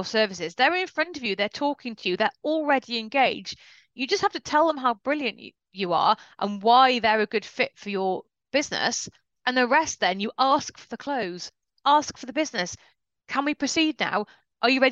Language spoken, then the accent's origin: English; United Kingdom; we're very British and polite about this